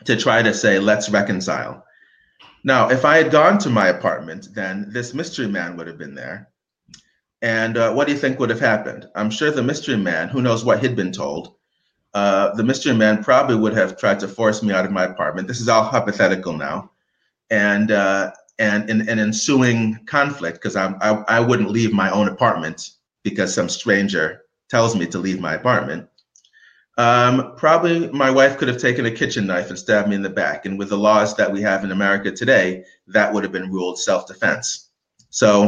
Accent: United States; as an American, knowing English and having lived in the city

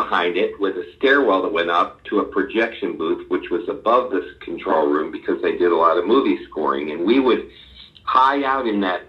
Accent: Long Island, New York, United States; moved away as an adult; also born or lived in Nashville; I grew up on Long Island

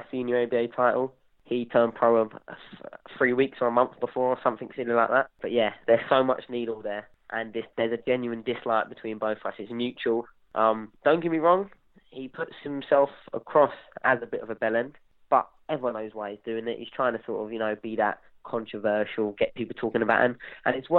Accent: England, United Kingdom; we're both from the South

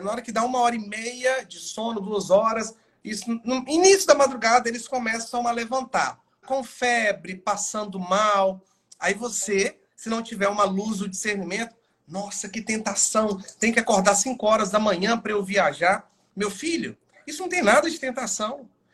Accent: Governador Valadares, Minas Gerais, Brazil; moved away as an adult; now in Vitória da Conquista, Brazil; sou natural de Governador Valadares, Minas Gerais, mas já fazem aí praticamente um ano e nove meses que eu estou morando em Vitória da Conquista

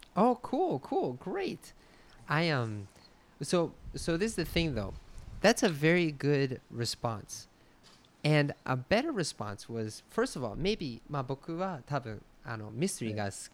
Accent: United States; moved away; 僕 は そ の ま あ、 ア メ リ カ 出 身

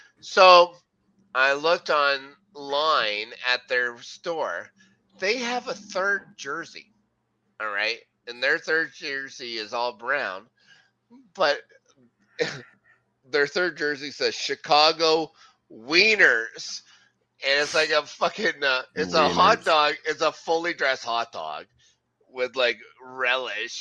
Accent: Canada; Being Canadian, we can get knighted because we're Commonwealth

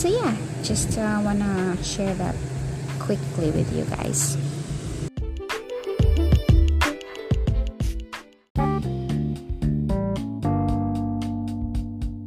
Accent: Philippines; I was born and raised here in the Philippines

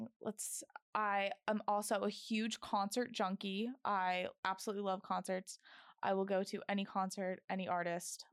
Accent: Orlando, Florida, United States; moved away as an adult; now in Boston, United States; I'm from Orlando, Florida, but my family is originally from Boston

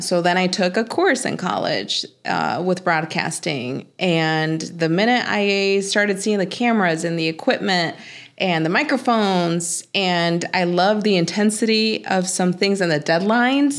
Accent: Mexico; moved away; I'm from Mexico

